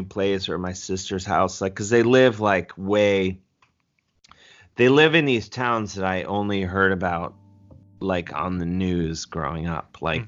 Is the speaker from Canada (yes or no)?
no; University Heights, Ohio, United States; I grew up in University Heights, Ohio